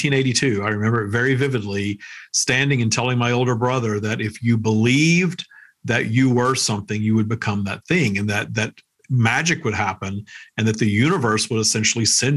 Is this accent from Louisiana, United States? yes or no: yes; Minden, Louisiana, United States; I was working at Wendy's my hometown in Minden, Louisiana